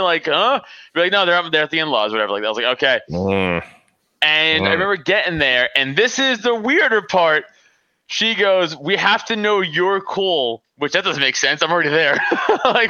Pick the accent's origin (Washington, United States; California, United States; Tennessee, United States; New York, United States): New York, United States; New York City; moved away as an adult; now in Pennsylvania, United States; I live in PA now, but you know, I'm from Staten Island.